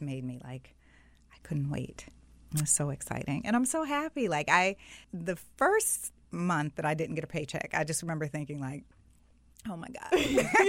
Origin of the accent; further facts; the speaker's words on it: South Florida, United States; I grew up in South Florida.